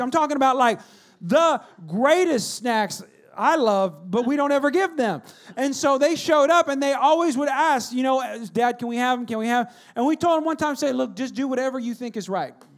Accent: California, United States; now in Texas, United States; I grew up in California, so I didn't grow up with snow at all

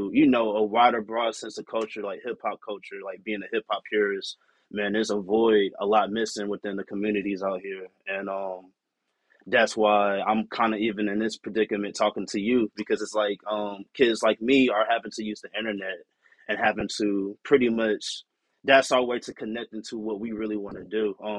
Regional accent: La Marque, Texas, United States; now in Austin, United States; I'm from Texas, but I like to represent my small town. I'm originally from Lamarck, Texas. Okay. I moved out here for college, so that's, I kind of been stuck out here ever since

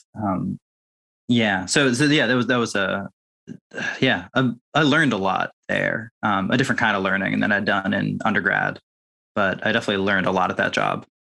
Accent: Winchester, Massachusetts, United States; So Winchester, Massachusetts is like a, you know, wealthy suburb of Boston

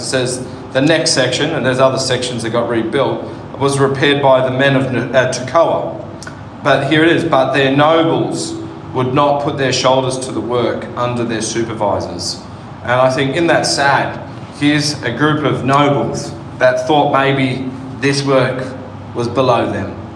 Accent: Sydney, New South Wales, Australia; now in Northern Territory, Australia; I grew up in Western Sydney.

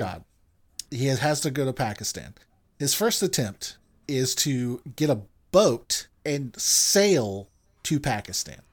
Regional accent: United States; I'm American.

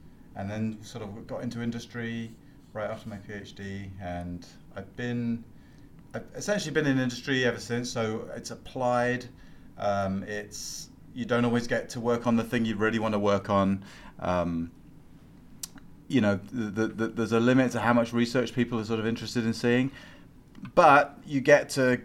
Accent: United Kingdom; accent: British; moved away as an adult; I'm also a Brit. Or I was.

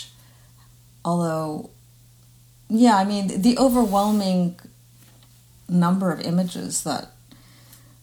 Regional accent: Winnipeg, Manitoba, Canada; now in Montreal, Canada; I grew up in Winnipeg

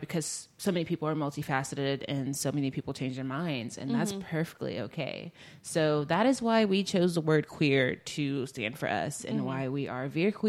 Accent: the South, United States; growing up in the South

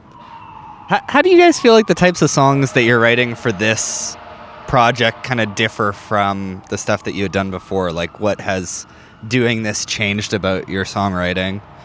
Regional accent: North Battleford, Saskatchewan, Canada; moved away as an adult; I grew up in North Battleford, right, which is about the same size

